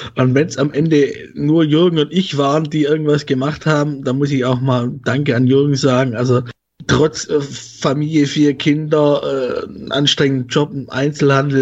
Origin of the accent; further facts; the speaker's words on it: Swabia, Baden-Württemberg, Germany; accent: Swabian; now in Leipzig, Germany; dort wohne ich und ich komme aus dem Schwabenland.